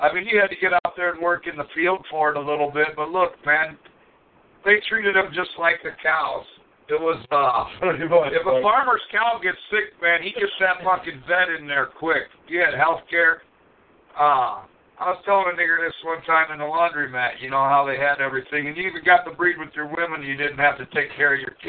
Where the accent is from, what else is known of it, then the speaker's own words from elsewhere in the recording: small town outside of Rockford, Illinois, United States; moved away; I grew up in a real small town outside of Rockford